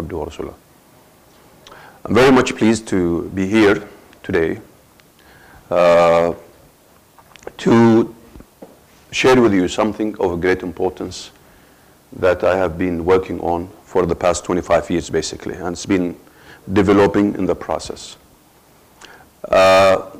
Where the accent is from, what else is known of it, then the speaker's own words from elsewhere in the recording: Dammam, Eastern Province, Saudi Arabia; also born or lived in Muharraq, Bahrain; we came back to Saudi Arabia, my hometown, which is Dammam